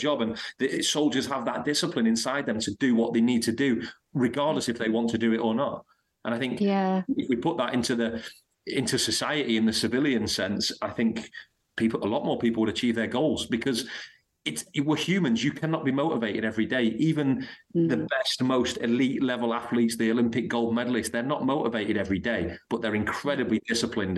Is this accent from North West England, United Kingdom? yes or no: yes; Blackpool, North West England, United Kingdom; moved away; I'm from a place in Lancashire called Blackpool